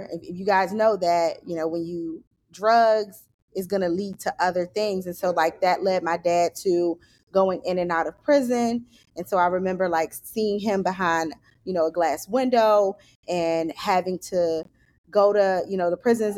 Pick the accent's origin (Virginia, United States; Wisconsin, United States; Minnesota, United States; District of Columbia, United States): District of Columbia, United States; Washington; I grew up in Southeast DC